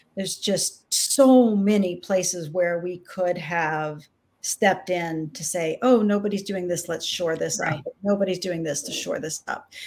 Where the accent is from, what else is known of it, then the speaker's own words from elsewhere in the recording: Austin, Texas, United States; Austin was a small town when I was young